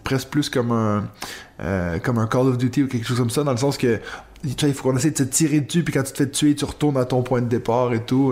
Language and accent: French; Quebec, Canada; moved away as an adult; now in Switzerland; je viens du Québec